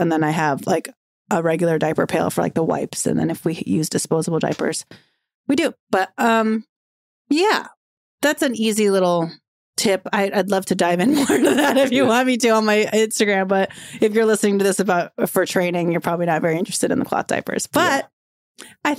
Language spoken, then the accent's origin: English; Philippines; being able to represent women that are pregnant and being a Filipino and a mother and a working mom